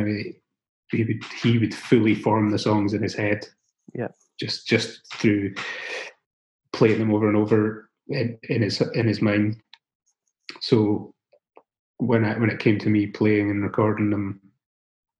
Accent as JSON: {"language": "English", "area": "the Scottish Borders", "region": "Scotland", "country": "United Kingdom", "tie": "born or raised there", "said": "growing up in the Borders, where, you know, there are no sort of actual live music venues"}